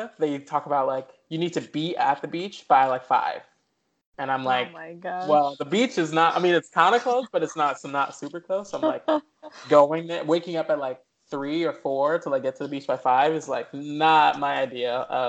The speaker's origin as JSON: {"language": "English", "town": "Chicago", "region": "Illinois", "country": "United States", "tie": "born or raised there", "moved": "yes", "lives_now": "Los Angeles, United States", "said": "I'm originally from Chicago. So I was born and raised, on the south side of the city. My family actually still lives there."}